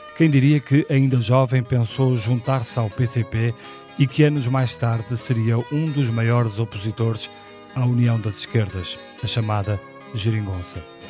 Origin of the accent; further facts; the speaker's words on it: Porto, Norte, Portugal; nasci no Porto em 1976